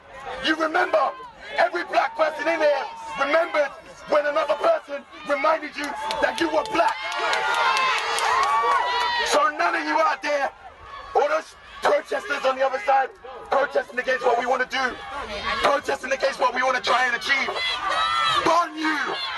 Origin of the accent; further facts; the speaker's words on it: London, United Kingdom; I have been born in this country. I'm 28 years old, born and raised in London.